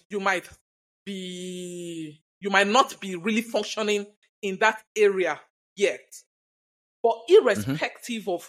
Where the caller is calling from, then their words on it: Nigeria; I'm currently speaking from Nigeria. For a long while, we've been battling terrorism and all of that.